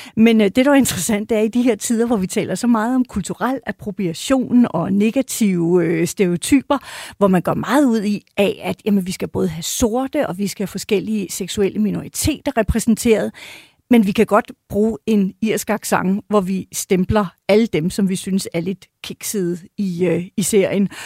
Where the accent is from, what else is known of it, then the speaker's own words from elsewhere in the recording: Denmark; som dansker